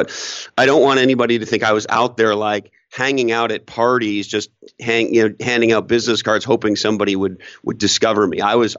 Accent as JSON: {"language": "English", "town": "Montreal", "region": "Quebec", "country": "Canada", "tie": "born or raised there", "lives_now": "Toronto, Canada", "said": "So I was a young entrepreneur working on my second startup, living in Toronto, Canada. I grew up in Montreal"}